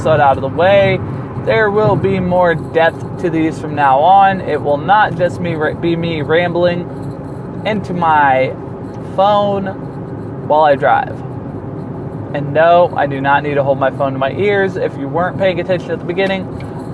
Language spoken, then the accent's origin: English; Chico, California, United States; moved away; I hail from Chico, California. I don't currently reside there